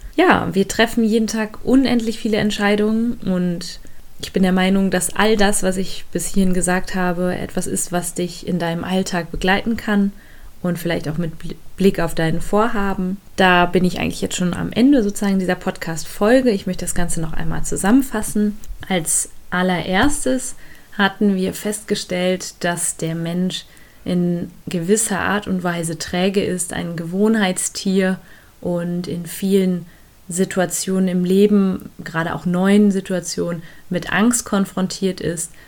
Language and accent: German; Germany; bei uns in Deutschland